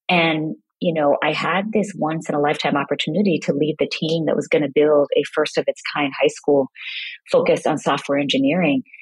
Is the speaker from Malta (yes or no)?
no; Kingston, Jamaica; also born or lived in Brooklyn, New York, United States; I grew up partly in Kingston, Jamaica and Brooklyn, New York